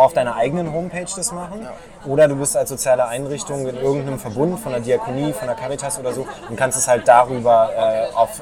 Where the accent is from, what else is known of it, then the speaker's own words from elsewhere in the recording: Berlin, Germany; Aber bin in Lichtenberg aufgewachsen